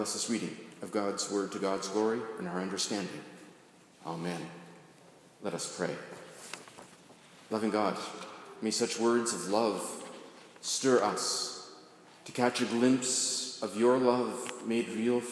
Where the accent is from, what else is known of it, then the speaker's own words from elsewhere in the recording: Carleton Place, Ontario, Canada; growing up in Carleton Place